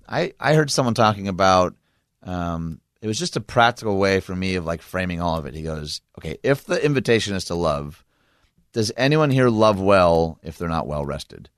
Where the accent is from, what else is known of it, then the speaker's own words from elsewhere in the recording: Michigan, United States; my home state of Michigan